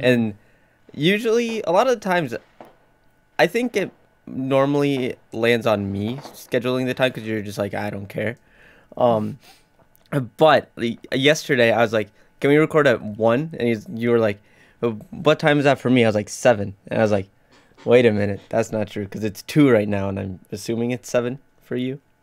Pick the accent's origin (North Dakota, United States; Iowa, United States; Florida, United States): North Dakota, United States; I'm from North Dakota, not London